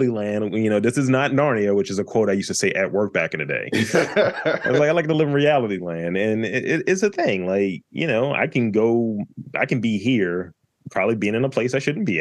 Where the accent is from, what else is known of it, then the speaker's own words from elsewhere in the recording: Baltimore, Maryland, United States; I'm from Baltimore, B.